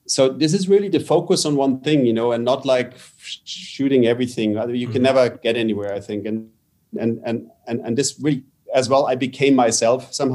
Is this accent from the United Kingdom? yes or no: no; Canada; I was born in Canada